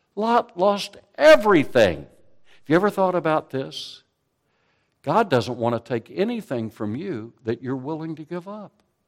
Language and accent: English; United States; we, as American Christians